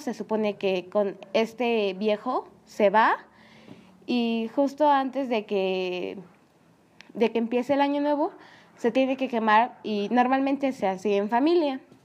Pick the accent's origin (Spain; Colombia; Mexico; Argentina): Mexico; San Andrés Cholula, Puebla; mi pueblo